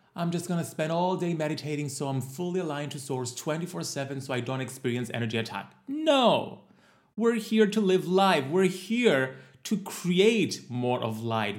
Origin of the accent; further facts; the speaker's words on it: Cyprus; my home country of Cyprus